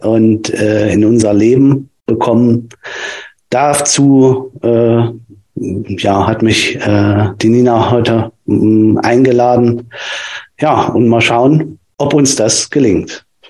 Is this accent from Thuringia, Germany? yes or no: yes; Nordhausen, Thuringia, Germany; Ich komme ähm, aus Thüringen, aus äh, Nordhausen